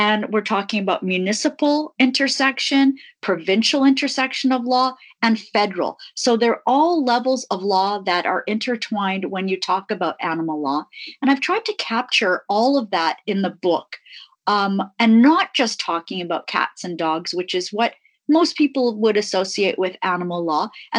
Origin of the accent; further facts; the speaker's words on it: Tanzania; born there; I was born in Africa, not far from the Serengeti.